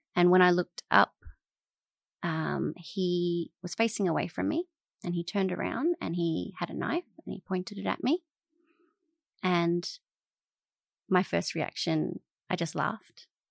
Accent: Adelaide, South Australia, Australia; moved away as an adult; also born or lived in Alice Springs, Northern Territory; now in Melbourne, Australia; I grew up in Adelaide first and then Alice Springs

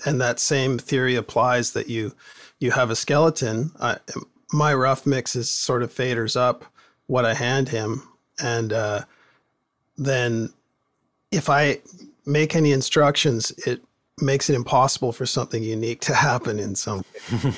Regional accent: Port Moody, British Columbia, Canada; growing up in Port Moody, there, everybody had a, a band, garage band

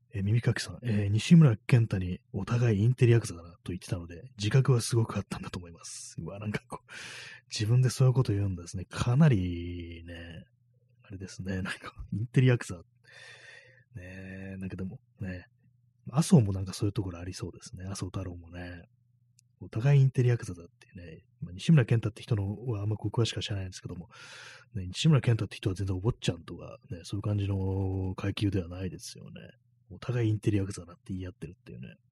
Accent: Tokyo, Japan; 私東京の人間なんで

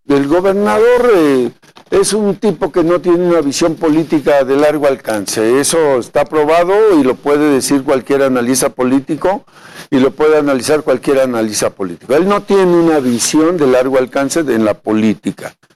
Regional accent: Veracruz, Mexico; soy un veracruzano que ha sido dos veces diputado federal, he sido alcalde de Tecolutla

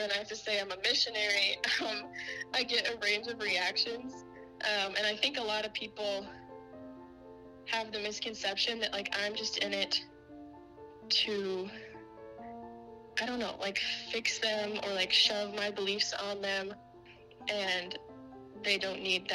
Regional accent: Pella, Iowa, United States; growing up in Pella, Iowa, it's a small town with a lot of great Christian families

